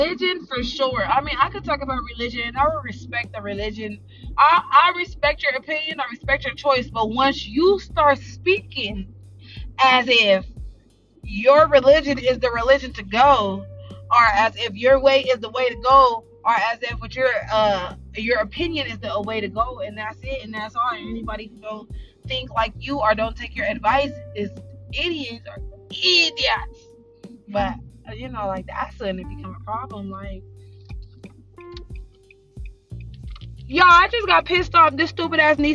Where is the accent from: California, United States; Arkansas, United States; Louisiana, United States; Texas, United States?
California, United States; Los Angeles; I'm from South Central